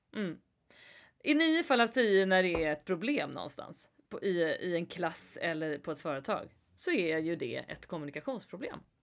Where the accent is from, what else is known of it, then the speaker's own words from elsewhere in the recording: Sweden; som svensk